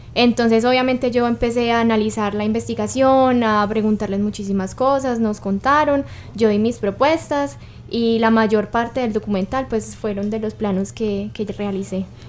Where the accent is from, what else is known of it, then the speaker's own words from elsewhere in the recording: Cartago, Valle del Cauca, Colombia; yo soy de Cartago